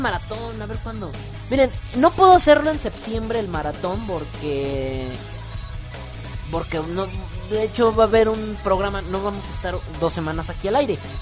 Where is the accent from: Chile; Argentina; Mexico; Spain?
Mexico; soy mexicano